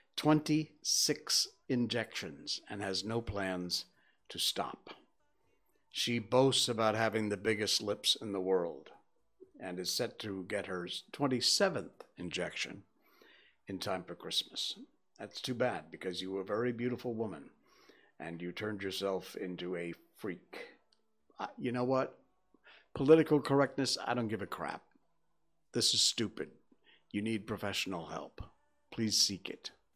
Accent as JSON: {"language": "English", "region": "Connecticut", "country": "United States", "tie": "born or raised there", "also_born_or_lived": "Key West, Florida", "moved": "as an adult", "lives_now": "Subang, Malaysia", "said": "I grew up in Connecticut"}